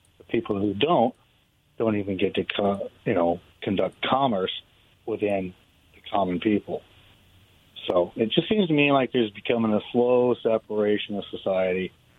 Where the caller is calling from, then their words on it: Richland, Washington, United States; Hey, guys. … from Richland.